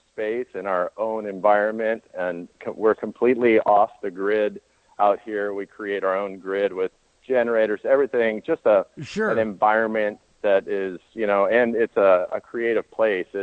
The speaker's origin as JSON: {"language": "English", "region": "Southern California", "country": "United States", "also_born_or_lived": "Colorado", "moved": "as an adult", "said": "We're from Southern California"}